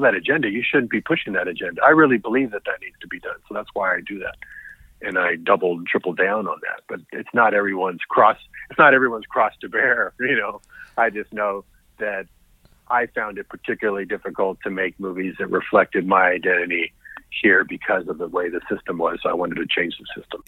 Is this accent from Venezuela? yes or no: no; United States; I'm Mexican American